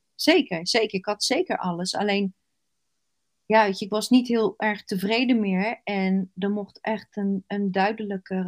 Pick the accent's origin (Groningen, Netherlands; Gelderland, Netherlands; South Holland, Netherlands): South Holland, Netherlands; Rotterdam; Ik zeg altijd als Rotterdammer